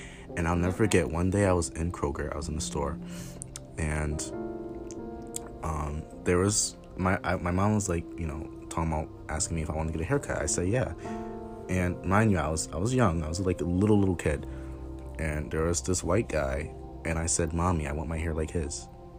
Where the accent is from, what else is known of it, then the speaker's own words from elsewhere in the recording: Georgia, United States; I grew up in Georgia. So, you know, there was this elementary school that I went to, and it was predominantly white.